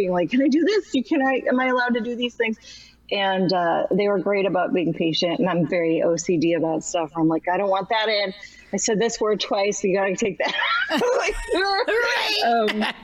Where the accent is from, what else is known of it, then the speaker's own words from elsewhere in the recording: Buffalo, New York, United States; I'm from there